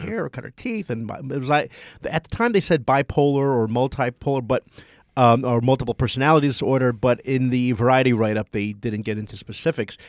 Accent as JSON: {"language": "English", "town": "Toms River", "region": "New Jersey", "country": "United States", "tie": "born or raised there", "said": "my hometown of Tom's River, New Jersey"}